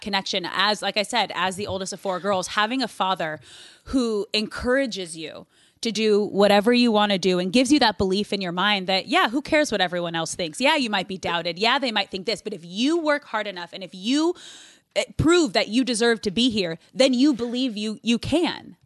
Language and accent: English; Manhattan Beach, California, United States; growing up in Manhattan Beach